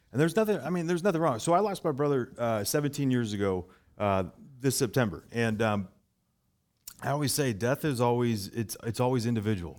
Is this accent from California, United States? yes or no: yes; Bay Area, California, United States; growing up in the Bay Area